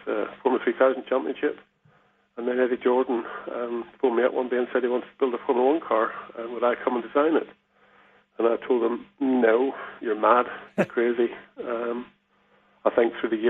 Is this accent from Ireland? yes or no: yes; Ireland; moved away as an adult; also born or lived in England; I lived in Ireland. I was born in Ireland. When I was 20 years old, I decided to go off